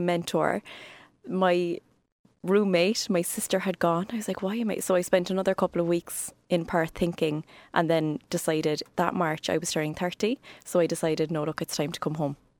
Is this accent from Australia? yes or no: no; Cork, Munster, Ireland; also born or lived in Ballinlough, Cork / Douglas, Cork; I was born in Cork.